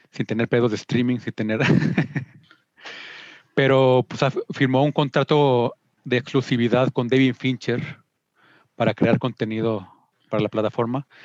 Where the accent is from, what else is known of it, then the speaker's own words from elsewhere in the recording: Mexico; No, viví aquí